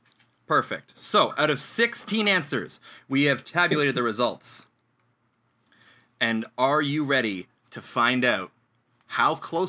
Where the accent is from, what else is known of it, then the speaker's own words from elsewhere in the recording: New Brunswick, Canada; I come from the East Coast, so it's French all the way, baby.